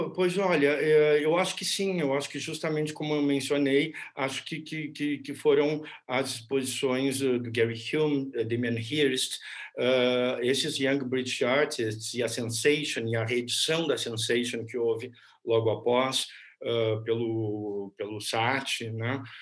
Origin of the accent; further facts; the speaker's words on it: Pelotas, Rio Grande do Sul, Brazil; eu nasci em Pelotas, numa cidade ao sul do Rio Grande do Sul, próxima ao Uruguai